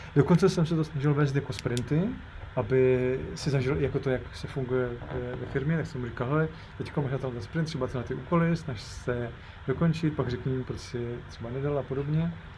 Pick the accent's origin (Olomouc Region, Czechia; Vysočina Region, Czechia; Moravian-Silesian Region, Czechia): Moravian-Silesian Region, Czechia; Ostrava; ostravský horník, od, odkud pocházím